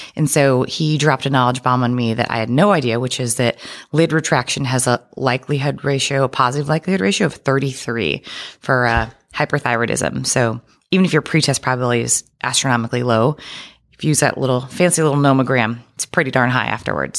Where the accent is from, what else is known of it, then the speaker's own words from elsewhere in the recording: Oregon, United States; moved away as an adult; also born or lived in Boston; I am from Oregon